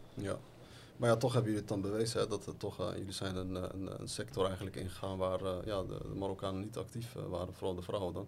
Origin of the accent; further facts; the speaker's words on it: The Hague, South Holland, Netherlands; moved away as an adult; now in Morocco; ik ben geboren en getogen in Den Haag